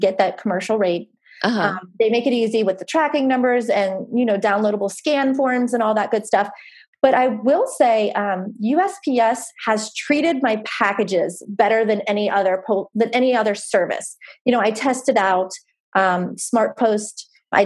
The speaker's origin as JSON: {"language": "English", "area": "near Pittsburgh", "region": "Pennsylvania", "country": "United States", "tie": "born or raised there", "also_born_or_lived": "the South (US)", "moved": "as an adult", "lives_now": "US South", "said": "I grew up near Pittsburgh and I moved down south after college"}